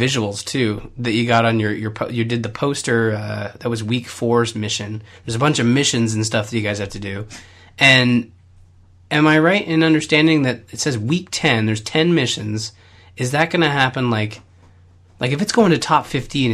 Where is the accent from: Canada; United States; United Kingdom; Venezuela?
Canada; I'm Canadian